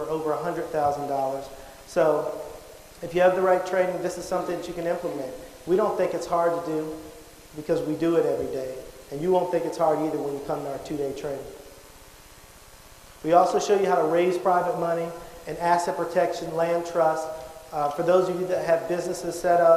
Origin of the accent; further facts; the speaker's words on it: Charlotte, North Carolina, United States; I'm originally from Charlotte, North Carolina.